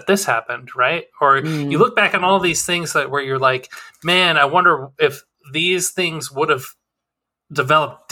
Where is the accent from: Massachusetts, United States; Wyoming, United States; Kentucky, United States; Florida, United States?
Wyoming, United States; moved away; growing up in Wyoming, no opportunities